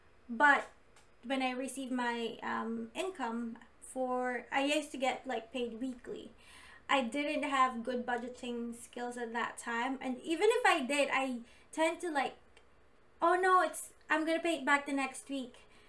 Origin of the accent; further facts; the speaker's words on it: Philippines; I don't have credit at all because I came from the Philippines.